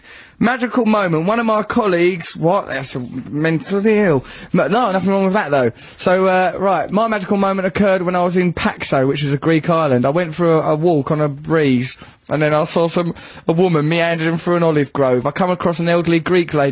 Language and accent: English; Lakeside, East of England, United Kingdom; I grew up near Lakeside, the shopping centre.